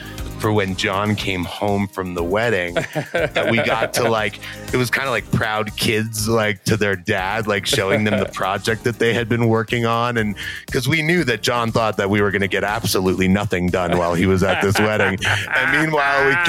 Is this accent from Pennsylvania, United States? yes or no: yes; near Gettysburg, Pennsylvania, United States; I grew up near Gettysburg, the battlefield